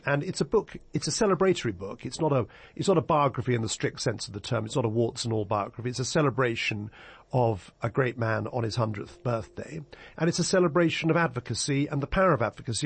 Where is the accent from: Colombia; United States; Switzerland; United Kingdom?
United Kingdom; England; I've spent most of my life practicing law in England